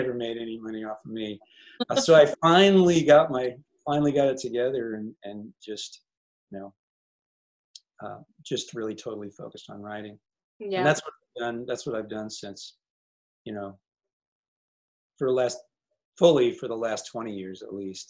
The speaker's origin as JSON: {"language": "English", "region": "Illinois", "country": "United States", "tie": "born or raised there", "said": "growing up in Illinois in the 60s."}